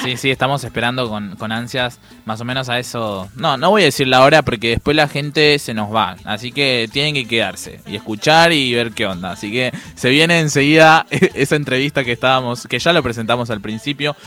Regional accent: Paraguay; Spanish is a second language; also born or lived in Villa 21-24, Buenos Aires; now in Buenos Aires, Argentina; yo soy paraguayo. Entonces, la verdad es que yo hablo mal, hablo mal el castellano

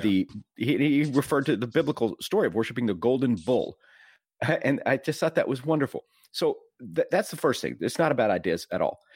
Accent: Texas, United States; I'm from Texas

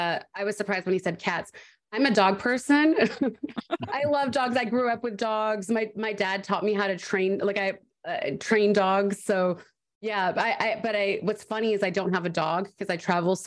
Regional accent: Canada; accent: Canadian; also born or lived in Vancouver; now in Los Angeles, United States; the longer I'm in Vancouver, I get my Canadian accent back

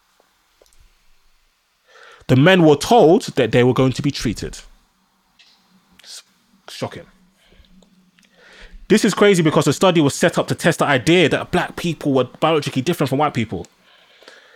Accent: Nigeria; now in United Kingdom; I'm a black man, I'm Nigerian

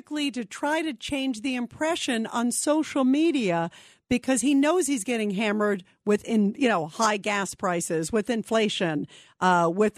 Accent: United States; as an American

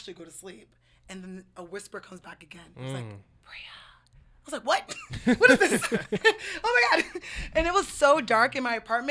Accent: United States; moved away as an adult; also born or lived in Brooklyn, New York; now in Seattle, United States; I'm from New York, New Jersey

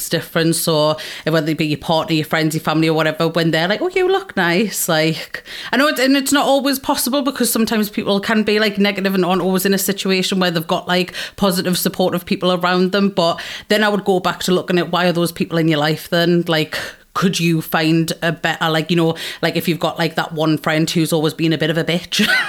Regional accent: Geordie, North East England, United Kingdom

